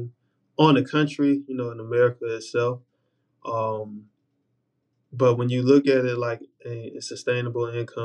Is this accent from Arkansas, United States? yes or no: no; Charlotte, North Carolina, United States; growing up in Charlotte